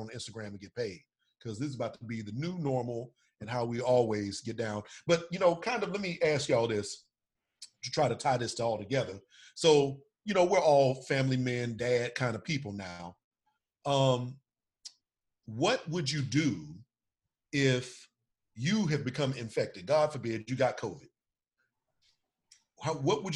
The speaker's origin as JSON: {"language": "English", "town": "Houston", "region": "Texas", "country": "United States", "moved": "yes", "said": "I'm originally from the Houston area"}